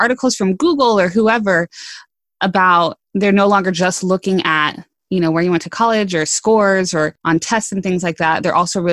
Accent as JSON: {"language": "English", "region": "West Coast", "country": "United States", "tie": "born or raised there", "said": "I grew up on the West Coast."}